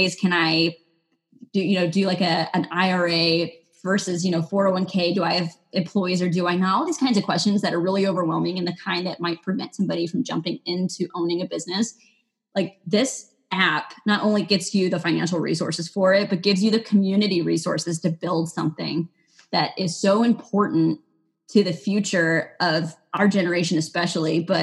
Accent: Texas, United States; now in Maine, United States; I was born in Texas

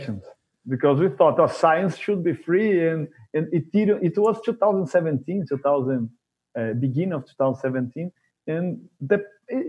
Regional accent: Brazil; I'm from Brazil

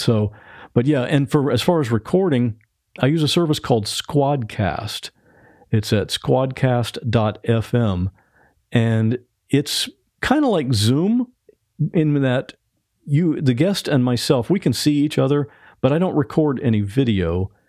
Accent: Ohio, United States; now in Florida, United States; I grew up in Ohio

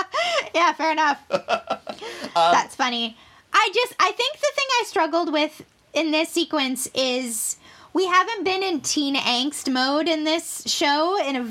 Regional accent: Canada; also born or lived in United States; I'm American, but having gone to high school in Canada

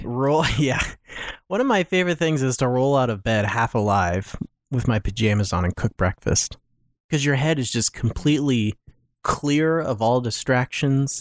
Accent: Wapakoneta, Ohio, United States; Neil Armstrong is my hometown hero

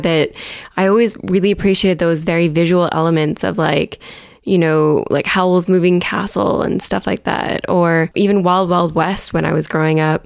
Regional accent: Chatsworth, Ontario, Canada; moved away as an adult; also born or lived in Ottawa; now in Toronto, Canada; I grew up in a tiny little town called Chatsworth. It's up in southwestern Ontario near Owen

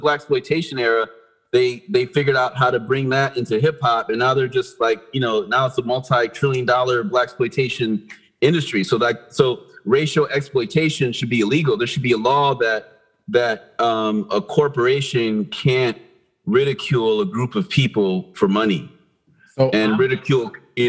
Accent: Atlanta, Georgia, United States; also born or lived in Milwaukee; I'm originally from Atlanta. I went to high school in Atlanta. I'm originally from Milwaukee.

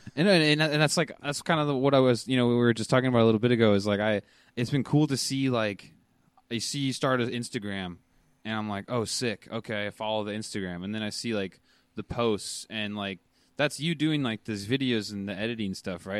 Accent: United States; moved away as an adult; I'm from Washington

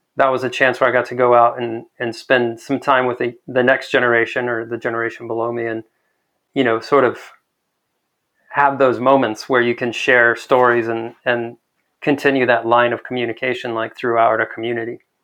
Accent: El Paso, Texas, United States; I spent the first almost ten years of my life a block away from Memorial Park in Central.

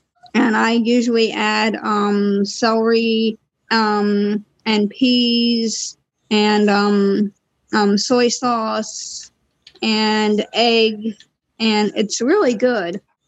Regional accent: Maryland, United States; I'm from Maryland.

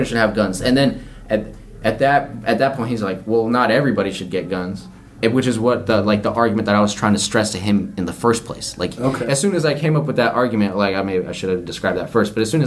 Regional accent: Colorado, United States; moved away; also born or lived in California; I grew up in Colorado

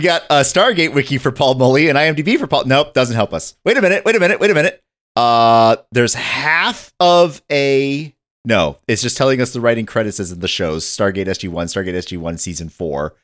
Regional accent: northern Michigan, United States; I grew up in northern Michigan

